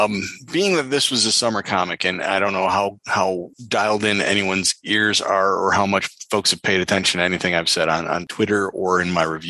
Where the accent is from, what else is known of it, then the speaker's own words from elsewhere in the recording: Toledo, Ohio, United States; a comic shop in my hometown of Toledo, Ohio